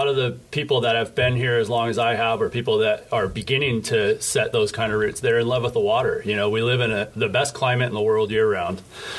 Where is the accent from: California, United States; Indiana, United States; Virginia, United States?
California, United States; Newport Beach; I am. I grew up in Newport Beach.